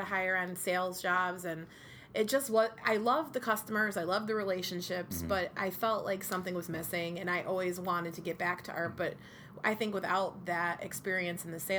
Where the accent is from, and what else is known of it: Utica, New York, United States; born or raised there